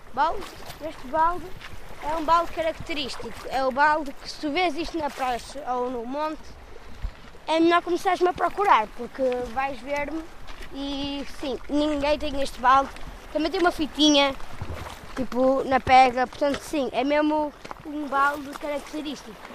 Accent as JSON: {"language": "Portuguese", "town": "Matosinhos", "region": "Norte", "country": "Portugal", "said": "Eu não sou de Lisboa"}